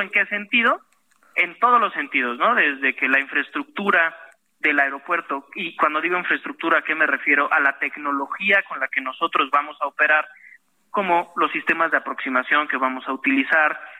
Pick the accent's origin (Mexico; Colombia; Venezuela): Mexico; como pilotos mexicanos